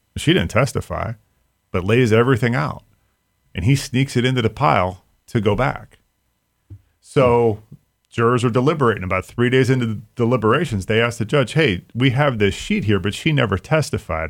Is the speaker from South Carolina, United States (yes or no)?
no; Mahoning County, Ohio, United States; I grew up in Mahoning County